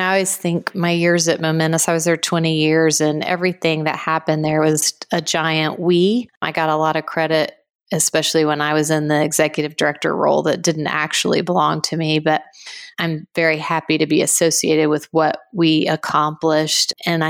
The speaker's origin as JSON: {"language": "English", "country": "Guatemala", "tie": "born or raised there", "said": "Yes, I was born in Guatemala and grew up there. My family spent about 30 years down there total. So it's home and very much shaped us."}